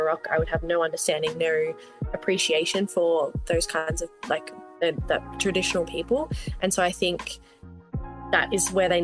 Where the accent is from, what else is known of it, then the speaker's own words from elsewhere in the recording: Melbourne, Victoria, Australia; moved away; also born or lived in Northern Territory; Growing up in Australia, I think even from when I moved from Melbourne to the Northern Territory